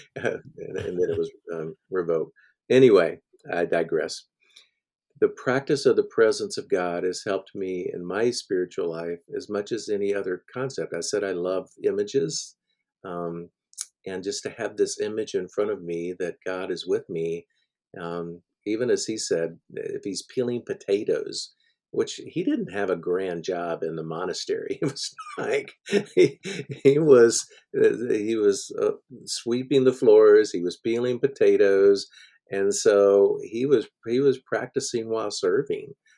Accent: Middle Tennessee, United States; I grew up in Middle Tennessee, um, in the Church of Christ

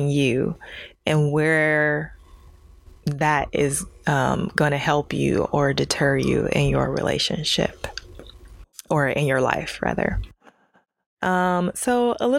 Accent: Ohio, United States; moved away as an adult; now in California, United States; I'm from Ohio

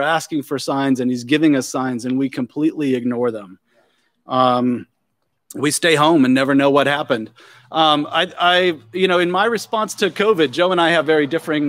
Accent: Germany; I did when I was a kid. I grew up in Germany, and we would have these Volksmarches there.

